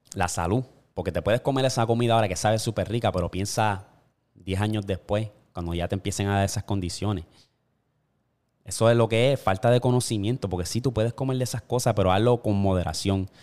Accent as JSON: {"language": "Spanish", "country": "Puerto Rico", "tie": "born or raised there", "said": "yo me crié en Puerto Rico"}